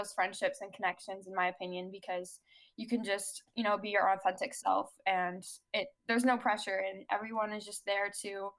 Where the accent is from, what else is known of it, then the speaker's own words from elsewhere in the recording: Chicago, Illinois, United States; I'm from Chicago